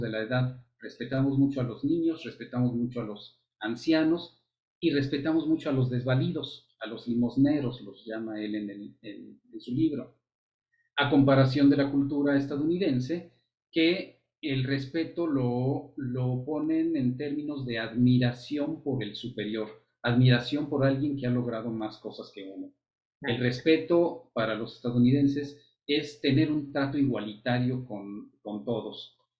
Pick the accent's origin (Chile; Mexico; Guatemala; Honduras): Mexico; nos toca ver como, como mexicanos